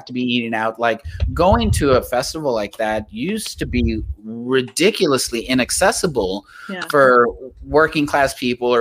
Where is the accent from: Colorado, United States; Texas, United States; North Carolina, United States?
Texas, United States; Laredo; it was in my hometown